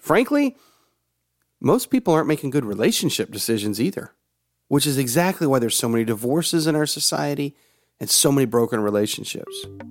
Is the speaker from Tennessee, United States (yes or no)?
yes; Tennessee, United States; also born or lived in Georgia / Oklahoma; I grew up in the South. I was born in Georgia. And except for the seven years that we lived in Oklahoma and the time that I was in college, the rest of my life has pretty much been in Tennessee.